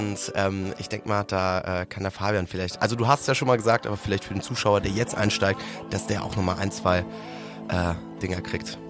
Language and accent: German; Frankfurt area, Hesse, Germany; now in Hamburg, Germany; hier oben äh, in Hamburg oder aus der Frankfurter Richtung, wo ich herkomme.